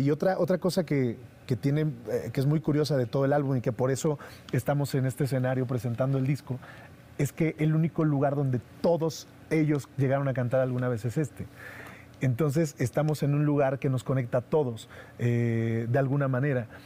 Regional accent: Mexico; como mexicanos

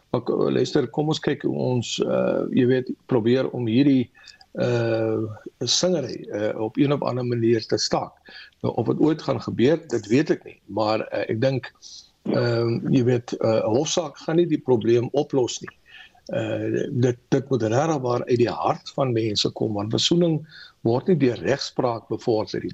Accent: South Africa; ons as Suid-Afrikaners

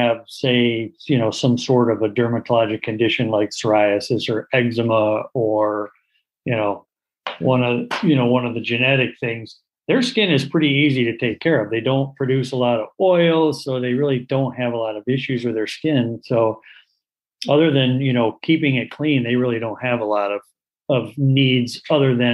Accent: Portage, Michigan, United States; also born or lived in Winston-Salem, North Carolina / Cleveland, Ohio; I grew up in Portage, Michigan, where I practice.

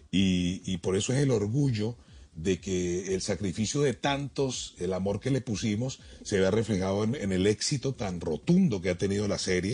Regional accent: Barranquilla, Atlántico, Colombia; also born or lived in Bogotá; yo nací en Bogotá, me crié, me crié en Barranquilla

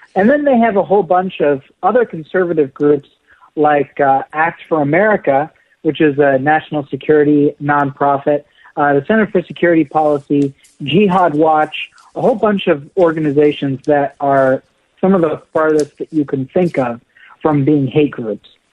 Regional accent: Golden, Colorado, United States; also born or lived in Denver, Colorado; I grew up in Denver, Colorado, I grew up in Golden

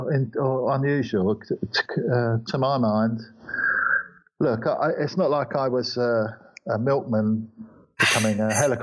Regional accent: London, United Kingdom; now in Sydney, Australia; I'm from East London. I think I'm probably the English version of a bogan.

